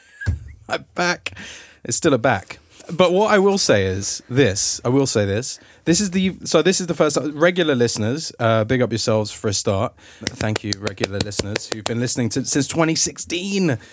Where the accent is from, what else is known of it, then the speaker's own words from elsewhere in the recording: London, United Kingdom; now in Los Angeles, United States; I'm a Londoner